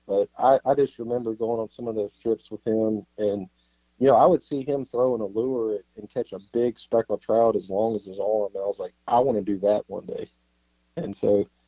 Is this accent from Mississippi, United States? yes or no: yes; Mississippi coast, United States; also born or lived in Netherlands; I grew up here on the Mississippi coast